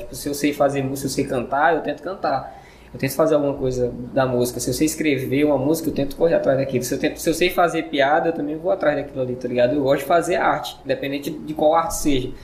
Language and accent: Portuguese; Maranhão, Brazil; moved away as an adult; sou maranhense. Eu fiquei, eu vivi lá até meus dezoito anos de idade